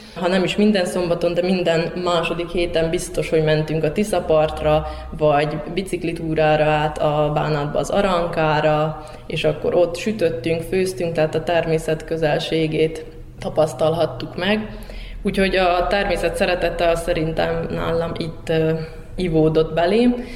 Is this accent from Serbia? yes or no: yes; Ada, Vojvodina, Serbia; also born or lived in Hungary; Adai vagyok, tőzsgyökeres adai, ha úgy lehet mondani. Ott születtem, ott nevelkedtem fel